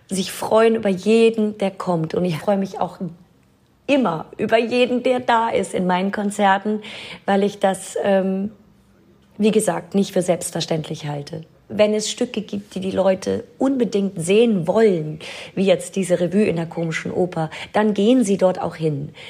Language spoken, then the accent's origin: German; Nidderau, Hesse, Germany; moved away as an adult; also born or lived in Hanau / London / Paris / New York; now in Berlin, Germany; Ich bin in Hanau geboren. Ich bin aufgewachsen in Ostheim, Niederau-Ostheim. Das ist ein kleines Dorf bei Hanau und bin dann direkt von meinem Dorf nach London gegangen